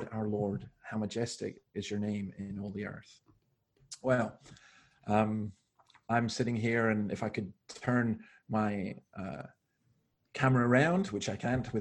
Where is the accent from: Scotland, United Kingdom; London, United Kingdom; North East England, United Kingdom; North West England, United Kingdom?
Scotland, United Kingdom; Scottish Highlands; now in Sydney, Australia; I grew up in the Scottish Highlands